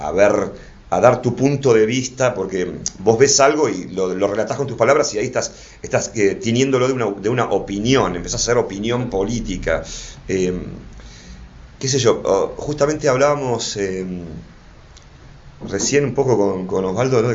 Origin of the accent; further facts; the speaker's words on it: Buenos Aires, Argentina; me crié en Flores